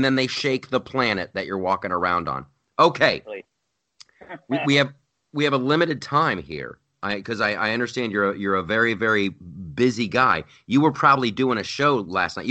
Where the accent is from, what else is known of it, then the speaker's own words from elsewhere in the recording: Ohio, United States; moved away as an adult; also born or lived in California; I grew up in Ohio, and my whole joke when I moved after I moved to California